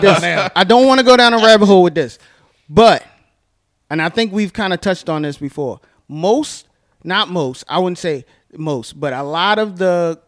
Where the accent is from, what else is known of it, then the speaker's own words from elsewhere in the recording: Annapolis, Maryland, United States; growing up in Annapolis